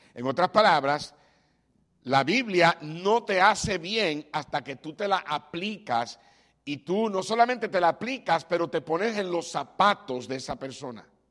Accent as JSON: {"language": "Spanish", "country": "Puerto Rico", "moved": "yes", "said": "como decimos en Puerto Rico"}